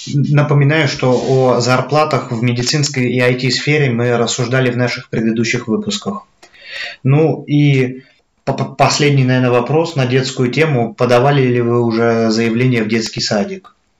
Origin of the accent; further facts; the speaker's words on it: Voronezh, Voronezh Oblast, Russia; moved away as an adult; now in Germany; там, откуда я родом, Воронеж